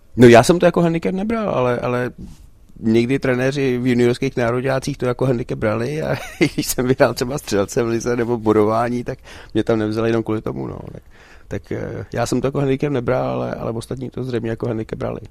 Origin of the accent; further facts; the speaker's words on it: Czechia; moved away as an adult; also born or lived in Sweden; jsem se vrátil sem loni, tak já jsem tady vždycky byl dva, tři týdny v létě